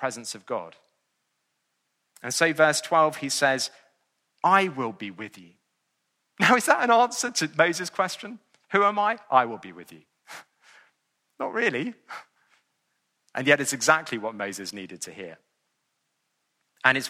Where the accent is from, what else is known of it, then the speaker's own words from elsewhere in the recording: England, United Kingdom; I'm an Englishman living in the 21st century